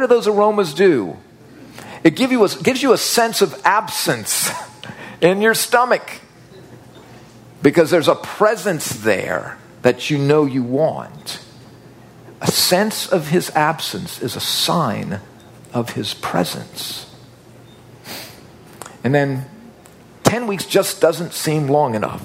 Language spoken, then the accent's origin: English; New Orleans, Louisiana, United States; I grew up in Tulane's backyard